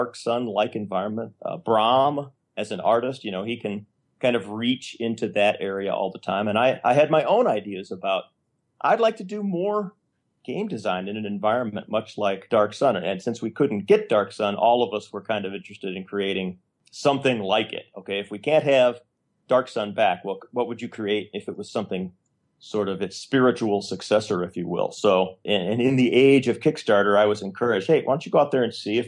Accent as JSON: {"language": "English", "region": "Illinois", "country": "United States", "said": "I'm from Illinois"}